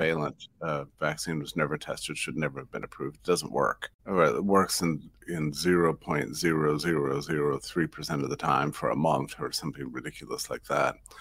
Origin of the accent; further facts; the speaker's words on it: United States; as an American